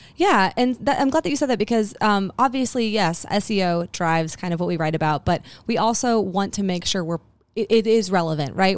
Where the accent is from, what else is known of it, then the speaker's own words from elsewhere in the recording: Huntsville, Alabama, United States; that we are from Huntsville